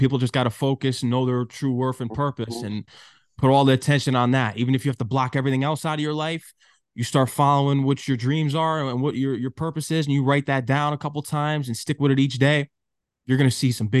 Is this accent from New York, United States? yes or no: no; Connecticut, United States; moved away; I'm from Connecticut originally